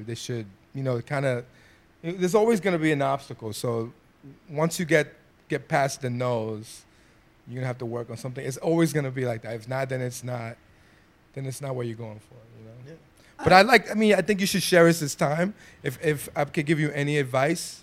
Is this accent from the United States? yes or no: yes; New York City, New York, United States; I'm a kid from the Bronx.